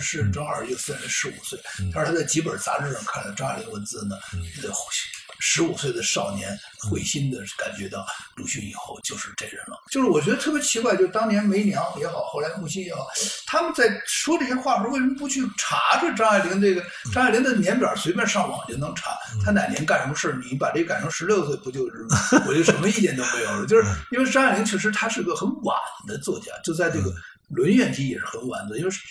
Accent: Beijing, China; 咱们都是老北京人

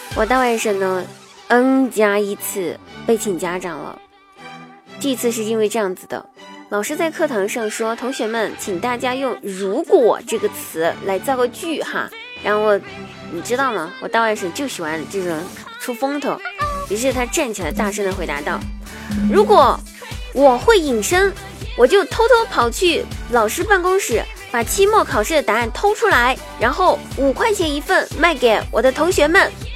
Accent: China; 我们中国人

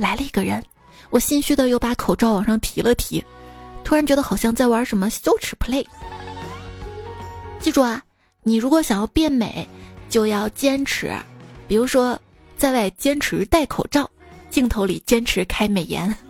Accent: Shaanxi, China; 就我今天看新闻嘛，说我们陕西这边部分地区都下雪了。

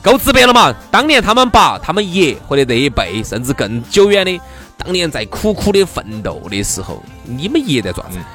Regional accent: China; 我们中国人牙医里头哈， 亚洲这种面孔哈，牙医里头啊

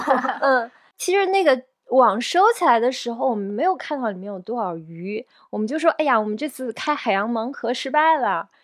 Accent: Ningbo, Zhejiang, China; 我自己家乡宁波

